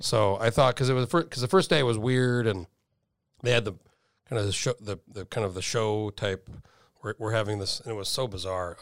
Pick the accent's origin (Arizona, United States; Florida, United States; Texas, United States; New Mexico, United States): New Mexico, United States; moved away; I'm from New Mexico originally